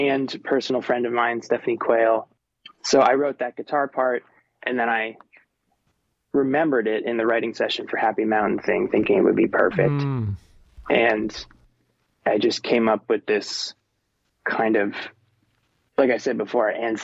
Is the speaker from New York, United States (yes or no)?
no; Florida Keys, United States; moved away as an adult; also born or lived in Nashville; now in Los Angeles, United States; I'm from the Florida Keys, where I'm just surrounded by ocean